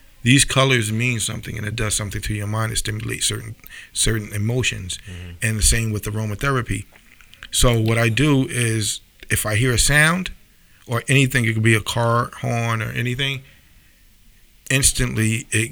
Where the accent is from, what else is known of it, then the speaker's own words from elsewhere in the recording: Mount Vernon, New York, United States; my hometown